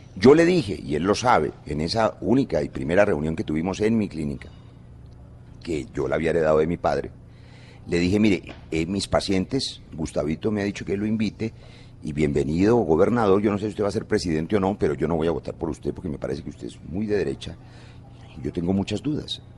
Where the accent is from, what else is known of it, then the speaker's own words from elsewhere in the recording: Bogotá, Colombia; moved away as an adult; also born or lived in Cali; nací en Bogotá